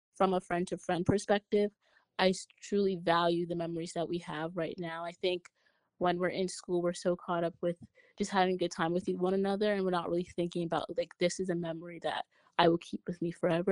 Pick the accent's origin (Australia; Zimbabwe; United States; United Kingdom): United States; New York City, New York; I'm from Brooklyn, New York